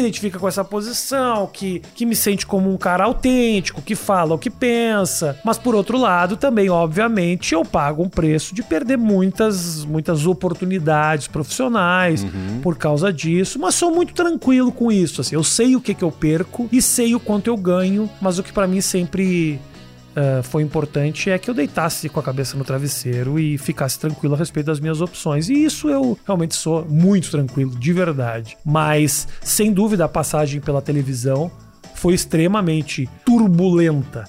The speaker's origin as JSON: {"language": "Portuguese", "country": "Brazil", "also_born_or_lived": "United States", "moved": "as an adult", "said": "se um brasileiro vai para os Estados Unidos, como no meu caso, e falo com sotaque"}